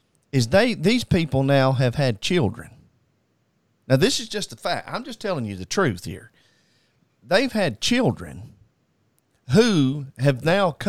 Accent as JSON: {"language": "English", "country": "United States", "said": "we as American people"}